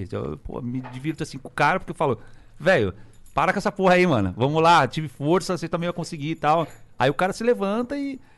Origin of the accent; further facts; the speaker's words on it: Minas Gerais, Brazil; eu falei, eu vim de Minas